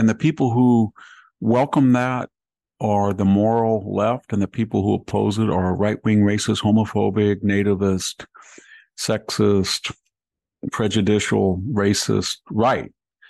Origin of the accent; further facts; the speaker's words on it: southern Fresno County, California, United States; Here in my hometown, we're a drop-off point, this southern Fresno County